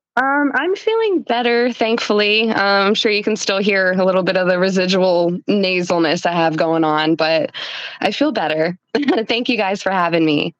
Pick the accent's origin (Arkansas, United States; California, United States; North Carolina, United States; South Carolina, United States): North Carolina, United States; I am from North Carolina, born and raised.